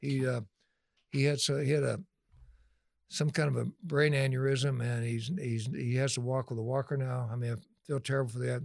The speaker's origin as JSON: {"language": "English", "town": "Delano", "region": "California", "country": "United States", "tie": "born or raised there", "also_born_or_lived": "Oildale, California / Bakersfield, California", "said": "I grew up in Delano"}